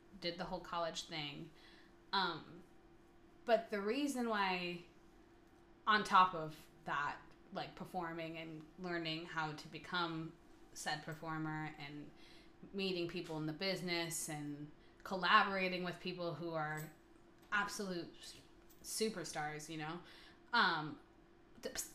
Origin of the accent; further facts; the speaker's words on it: Michigan, United States; moved away as an adult; also born or lived in New York; I'm from Michigan. But I moved to New York in 2016